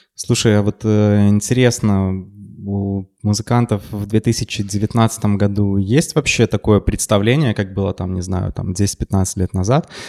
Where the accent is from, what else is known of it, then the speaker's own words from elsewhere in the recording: Mogilev, Mogilev Region, Belarus; я просто тоже из Могилева